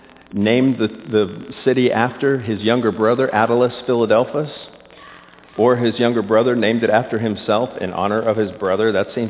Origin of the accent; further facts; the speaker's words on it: Florida, United States; moved away; I was born and raised in Florida